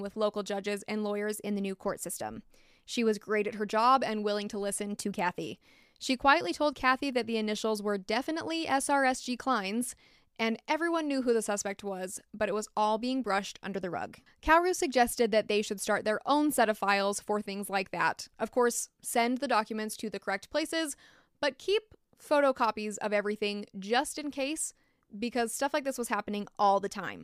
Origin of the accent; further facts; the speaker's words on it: United States; accent: American; my American accent